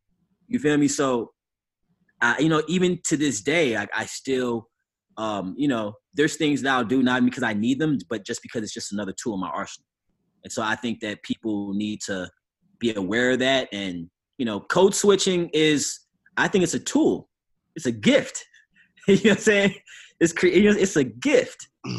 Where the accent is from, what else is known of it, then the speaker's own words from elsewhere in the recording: St. Louis, Missouri, United States; also born or lived in Chicago / New Jersey; I grew up in St. Louis and Chicago. I lived in New Jersey.